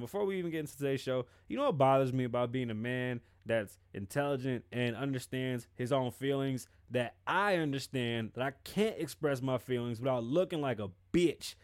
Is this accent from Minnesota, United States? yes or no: no; New York City, New York, United States; I am Puerto Rican and I'm from the Bronx